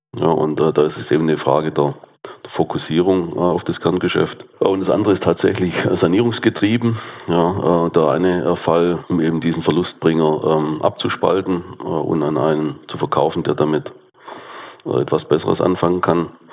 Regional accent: south-west Germany, Germany; komme ich aus dem Südwesten der Republik. Kann man, glaube ich, auch äh, sehr gut hören.

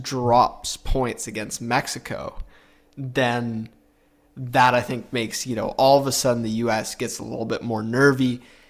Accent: Canada; as a Canadian

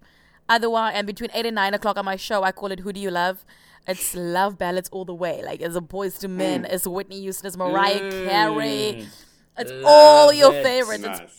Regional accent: South Africa; first language Afrikaans; English is a second language; Because they're both English and they're Afrikaans as well. And Afrikaans is my first language.

